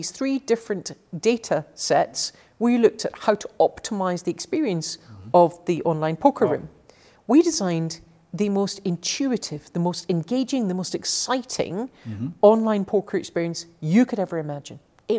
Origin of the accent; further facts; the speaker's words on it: Glasgow, Scotland, United Kingdom; also born or lived in Paris, France / Edinburgh, United Kingdom / London, United Kingdom; So I grew up in Glasgow and Paris and then back to Glasgow and then Edinburgh and then London. So cities all my life.